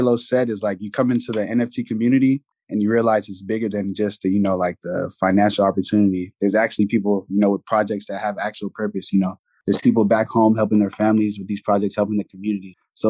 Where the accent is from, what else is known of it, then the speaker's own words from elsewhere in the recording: Houston, Texas, United States; I'm also from Houston. I'm 22 years old as well.